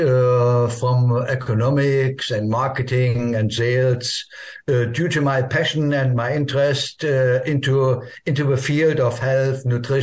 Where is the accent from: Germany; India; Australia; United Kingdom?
Germany; English is a second language; I was born and lived in East Germany.